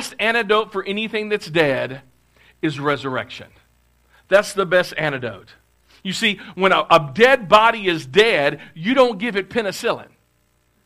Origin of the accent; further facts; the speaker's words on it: Clarksville, Tennessee, United States; moved away; I'm from Clarksville, but we had moved back to Clarksville because my home church had contacted us